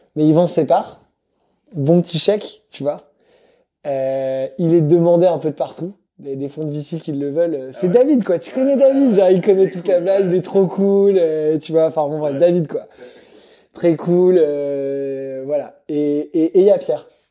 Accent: Madagascar; je viens de Madagascar

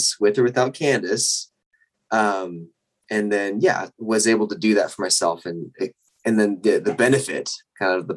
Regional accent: Northern Utah, United States; I'm from Utah originally, Northern Utah

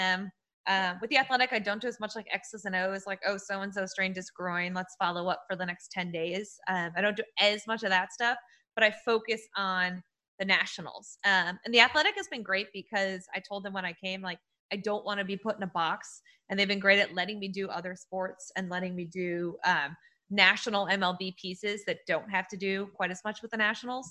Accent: New England, United States; I'm from New England. So like I grew up a Yankees fan

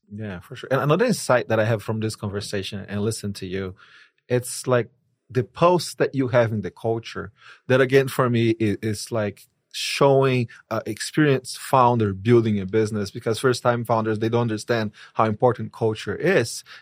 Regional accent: Brazil; moved away; I'm from Brazil.

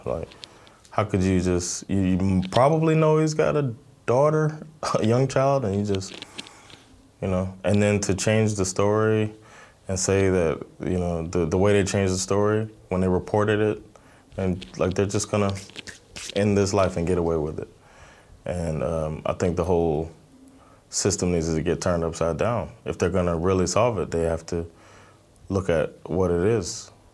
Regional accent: Miami, Florida, United States; now in Stockholm, Sweden; I'm originally from Miami, Florida. I live in Stockholm, Sweden.

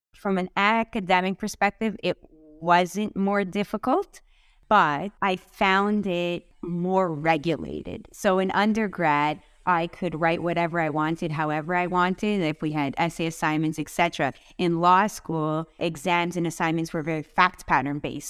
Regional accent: Vaughan, Ontario, Canada; I grew up in Vaughan.

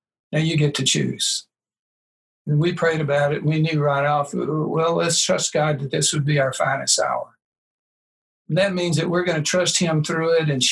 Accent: Birmingham, Alabama, United States; my hometown with an ace in Birmingham, Alabama

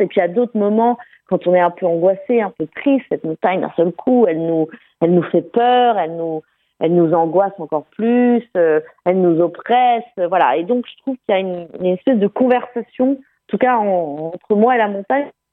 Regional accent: France; moved away; retourner là où j'ai grandi pour raconter cette histoire, euh, dans ce milieu très fermé quand même de la montagne

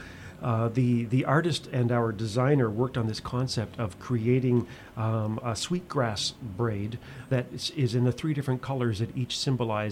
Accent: Nova Scotia, Canada; I grew up in Nova Scotia

